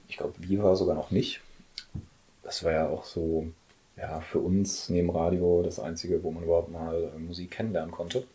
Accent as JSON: {"language": "German", "town": "Oberhausen", "region": "North Rhine-Westphalia", "country": "Germany", "tie": "born or raised there", "also_born_or_lived": "Mülheim", "lives_now": "Essen, Germany", "said": "bin gebürtiger Pottler, geboren in Oberhausen"}